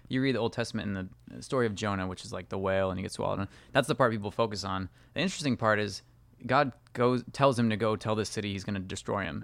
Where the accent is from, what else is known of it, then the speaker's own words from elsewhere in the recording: California, United States; I grew up in California